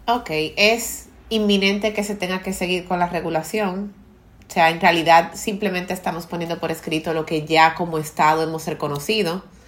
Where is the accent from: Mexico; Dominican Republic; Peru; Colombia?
Dominican Republic; culturas como la dominicana, donde nos obligan a comer los padres desde pequeños